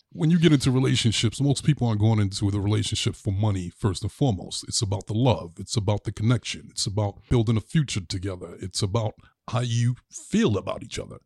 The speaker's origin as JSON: {"language": "English", "town": "New York City", "region": "New York", "country": "United States", "tie": "born or raised there", "said": "growing up in Brooklyn, my grandfather was the landlord of this building."}